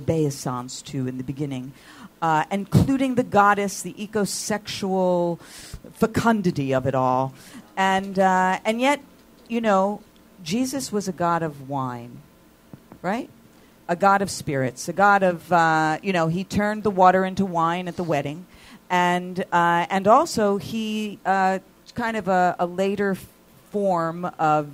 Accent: East Coast, United States; now in Los Angeles, United States; I'm from the East Coast.

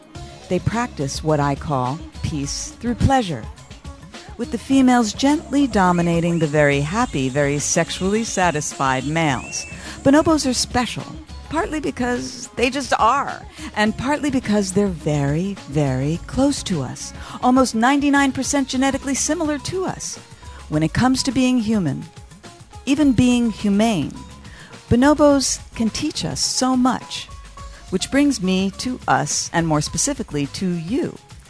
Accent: Philadelphia, Pennsylvania, United States; I'm from Philly, but it's a different spelling.

